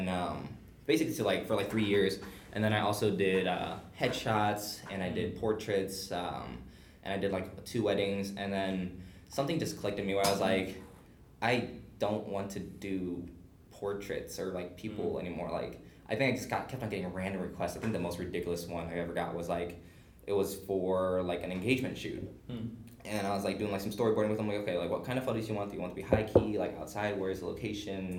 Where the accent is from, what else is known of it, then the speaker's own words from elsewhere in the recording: Webster Groves, Missouri, United States; I grew up in Webster